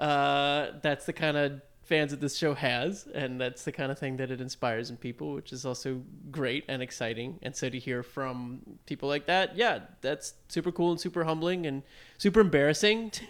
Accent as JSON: {"language": "English", "country": "United States", "said": "we are dumb American"}